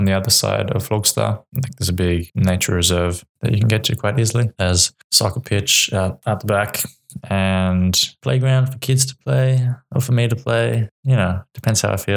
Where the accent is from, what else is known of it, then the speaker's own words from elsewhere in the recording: Wollongong, New South Wales, Australia; moved away as an adult; now in Uppsala, Sweden; I'm from Australia, a city called Wollongong, which is on the coast just south of Sydney